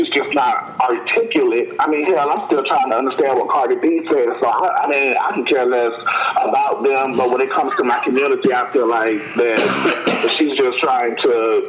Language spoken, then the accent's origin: English; Hollywood, Florida, United States; I'm from Broward County. I'm from Hollywood, Florida.